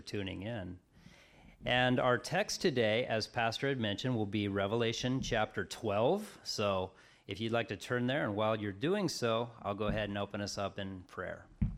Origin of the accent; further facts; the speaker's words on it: Colorado, United States; now in Crescent City, United States; I'm from Colorado. Many of you know that. And so when my parents and I moved out here to California, to Crescent City, in 1989